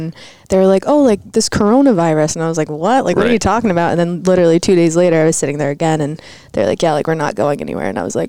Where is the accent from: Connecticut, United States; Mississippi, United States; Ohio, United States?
Connecticut, United States; Mystic; I'm from Mystic, Connecticut.